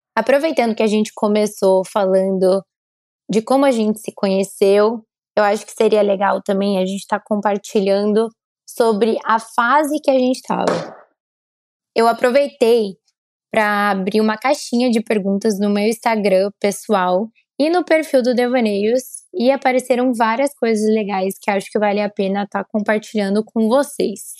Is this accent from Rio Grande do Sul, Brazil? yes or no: no; Curitiba, Paraná, Brazil; now in São Paulo, Brazil; eu sou curitibana, como vocês sabem, então moro em São Paulo.